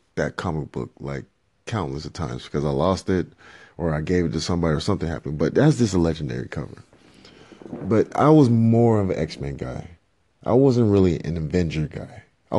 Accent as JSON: {"language": "English", "country": "Liberia", "said": "or even go back to my home country and to provide for my family. And as I end this part of the 5 minutes, you know, earlier this week, you know, I got a random call from a family member back in Liberia."}